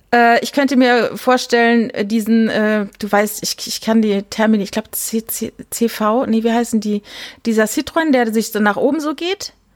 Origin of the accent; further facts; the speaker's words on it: Germany; ich bin ja in der Nähe vom Elsass groß geworden